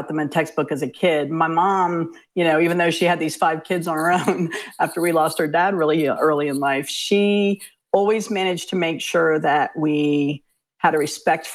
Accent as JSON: {"language": "English", "area": "Fairfax County", "region": "Virginia", "country": "United States", "tie": "born or raised there", "also_born_or_lived": "Richmond, Virginia", "said": "the folks where we grew up in Fairfax County"}